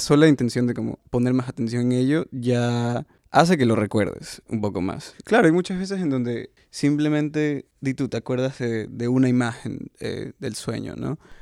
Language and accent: Spanish; Guayaquil, Guayas, Ecuador; yo soy de Guayaquil